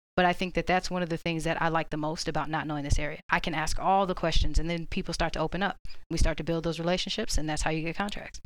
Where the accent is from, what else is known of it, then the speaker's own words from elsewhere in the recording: Orlando, Florida, United States; moved away as an adult; now in Georgia, United States; I'm from Orlando